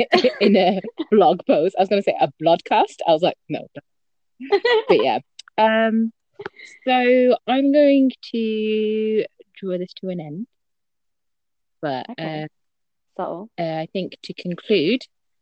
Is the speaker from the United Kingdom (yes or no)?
yes; United Kingdom; I'm 24 years old. I'm a pharmacist and I'm British Bangladeshi.